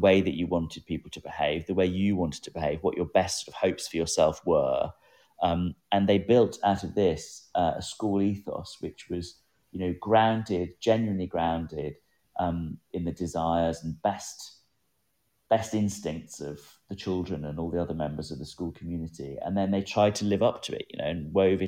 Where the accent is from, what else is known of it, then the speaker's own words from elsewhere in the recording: England, United Kingdom; growing up in England